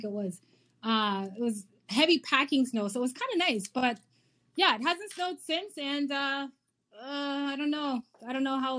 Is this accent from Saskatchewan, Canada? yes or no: no; Kitchener, Ontario, Canada; I was born and raised in Kitchener, Ontario